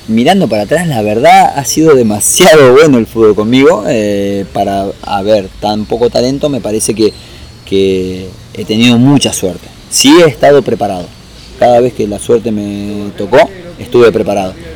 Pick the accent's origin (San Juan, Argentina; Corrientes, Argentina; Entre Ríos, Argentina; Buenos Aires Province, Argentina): San Juan, Argentina; now in Buenos Aires, Argentina; me vine de San Juan